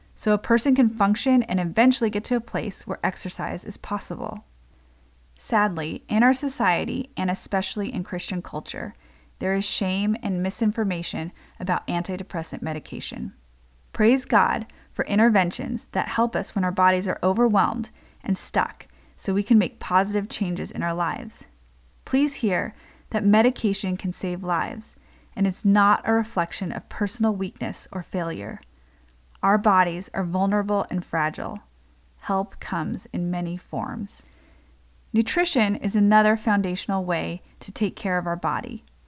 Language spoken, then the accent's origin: English; United States; I'm Japanese American